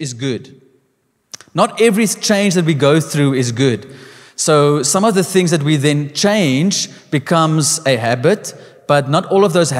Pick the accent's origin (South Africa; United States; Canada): South Africa; us specifically as a South African people